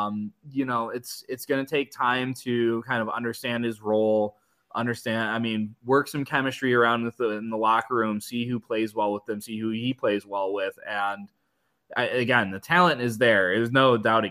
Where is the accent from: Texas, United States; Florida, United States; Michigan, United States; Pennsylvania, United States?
Michigan, United States; growing up in Michigan my whole life